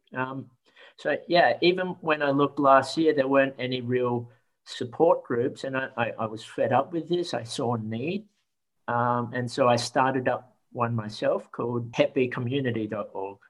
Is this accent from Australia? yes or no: yes; Australia; I was born in Australia um, and had to fit in with other Australians.